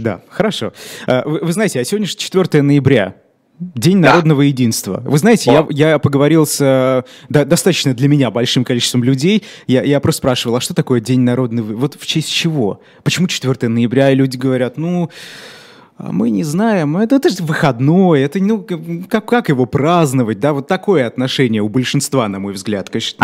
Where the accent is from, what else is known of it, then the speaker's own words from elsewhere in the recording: Ufa, Bashkortostan, Russia; moved away as an adult; now in Moscow, Russia; я сам из Башкирии и э, переехал год назад в Москву.